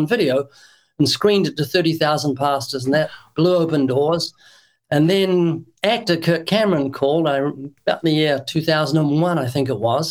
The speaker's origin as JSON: {"language": "English", "country": "New Zealand", "tie": "born or raised there", "moved": "as an adult", "lives_now": "United States", "said": "I was born twice in New Zealand. That's why you can find a hint of an accent."}